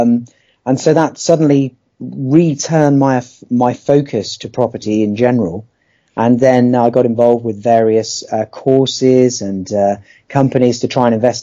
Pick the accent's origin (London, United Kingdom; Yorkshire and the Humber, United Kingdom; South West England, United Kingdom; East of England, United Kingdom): South West England, United Kingdom; Poole; I'm from Poole in Dorset, where I've lived for nearly 30 years now.